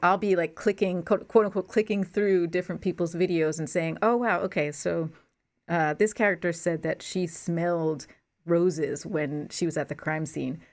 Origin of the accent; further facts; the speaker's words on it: Newark, New Jersey, United States; I grew up in New Jersey